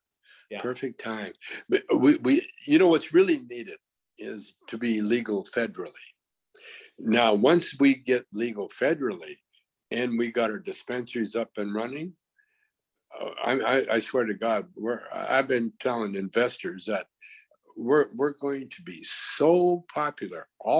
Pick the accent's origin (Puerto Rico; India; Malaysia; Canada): Canada; See, I'm from Canada, and in Canada we're kind of like a socialist country, mm-hmm.